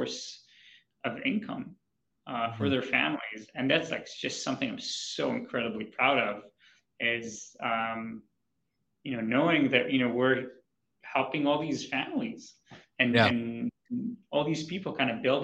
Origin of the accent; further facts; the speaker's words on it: Israel; moved away as an adult; also born or lived in New York City / Boston / Honolulu; So I'm from Israel